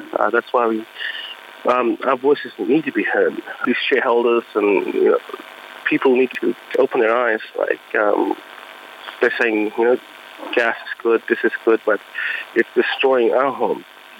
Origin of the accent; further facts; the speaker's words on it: Elliott, Northern Territory, Australia; I'm from Jingling Mudba tribe in Elliot.